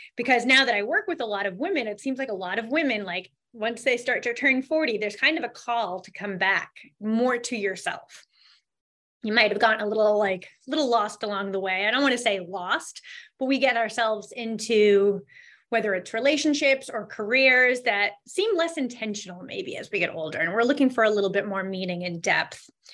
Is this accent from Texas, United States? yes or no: no; Boston, Massachusetts, United States; I'm from the Boston area